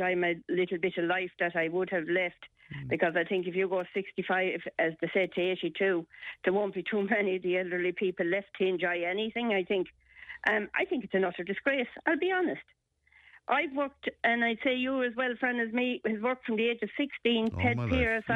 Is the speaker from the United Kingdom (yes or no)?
no; Ireland; we are here as Irish people working up to the age of 80